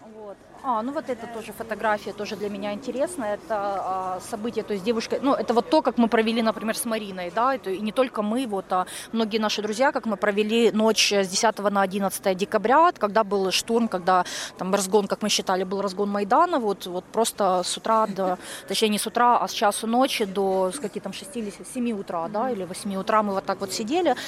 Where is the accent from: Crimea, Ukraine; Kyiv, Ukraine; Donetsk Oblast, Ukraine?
Kyiv, Ukraine; Я киевлянка, мне 36 лет